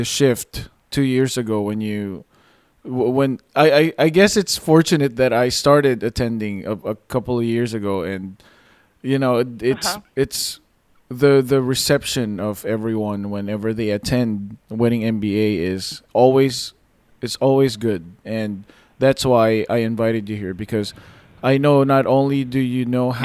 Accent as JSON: {"language": "English", "country": "Philippines", "said": "I'm Filipino"}